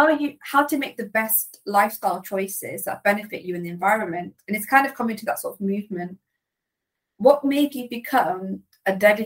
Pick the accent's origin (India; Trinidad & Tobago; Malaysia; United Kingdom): United Kingdom; Leicestershire, East Midlands; I was raised in Leicestershire